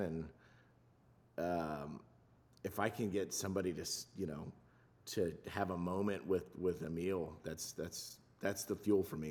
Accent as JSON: {"language": "English", "town": "Los Angeles", "region": "California", "country": "United States", "tie": "born or raised there", "also_born_or_lived": "South Louisiana", "said": "I grew up in Southern California. I went to, um, an untraditional public school in, in Los Angeles"}